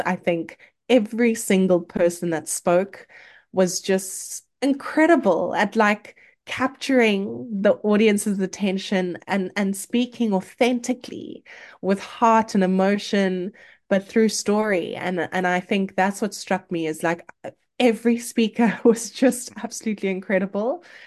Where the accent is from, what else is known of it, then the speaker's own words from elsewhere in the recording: South Africa; as a South African